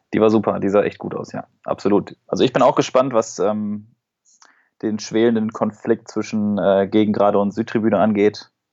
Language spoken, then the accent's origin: German; Duisburg, North Rhine-Westphalia, Germany; bei uns in Duisburg